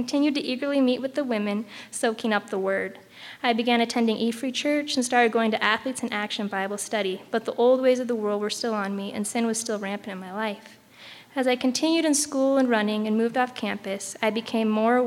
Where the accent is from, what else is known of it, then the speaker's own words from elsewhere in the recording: Boise, Idaho, United States; I grew up in Boise, Idaho